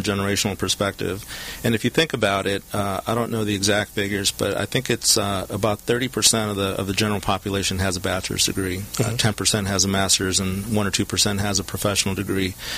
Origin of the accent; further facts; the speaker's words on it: Southern California, United States; I'm a local product, uh, born and raised in Southern California, attended Huntington Park High School